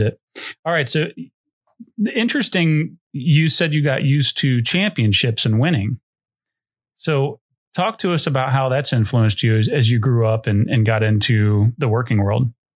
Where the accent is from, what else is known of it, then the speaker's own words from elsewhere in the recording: Dayton, Ohio, United States; I grew up in Dayton, which is close to Cincinnati